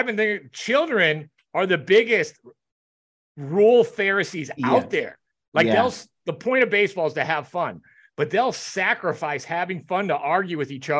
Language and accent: English; United States; hey, I'm an American.